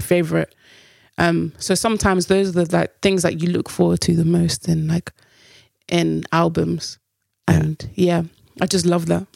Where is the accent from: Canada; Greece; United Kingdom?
United Kingdom; us being Black British